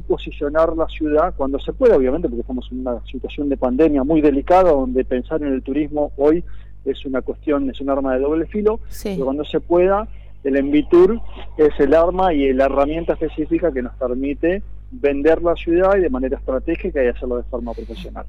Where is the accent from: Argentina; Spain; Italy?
Argentina; Viedma, Río Negro; yo soy de Viedma de toda la vida, ¿no? Mi familia es de acá desde 1905